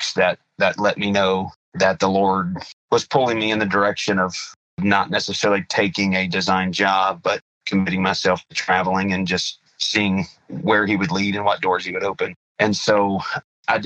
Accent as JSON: {"language": "English", "town": "Muskogee", "region": "Oklahoma", "country": "United States", "tie": "born or raised there", "said": "I was born and raised in Muskogee, Oklahoma"}